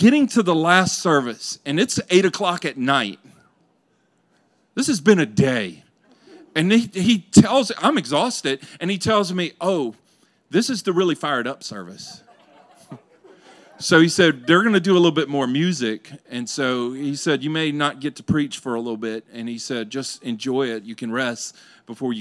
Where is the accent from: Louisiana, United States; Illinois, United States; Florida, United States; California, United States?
Louisiana, United States; I grew up in Louisiana.